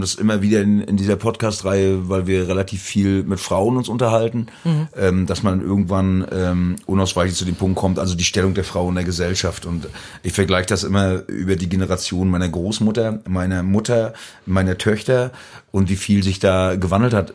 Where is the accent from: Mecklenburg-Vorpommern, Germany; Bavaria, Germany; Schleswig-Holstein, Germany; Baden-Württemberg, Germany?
Mecklenburg-Vorpommern, Germany; Rügen; man fragt mich als Musiker, wo kommst du her, Rügen